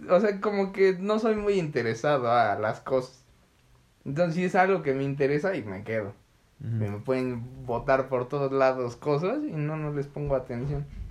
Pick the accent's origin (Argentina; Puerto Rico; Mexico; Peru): Mexico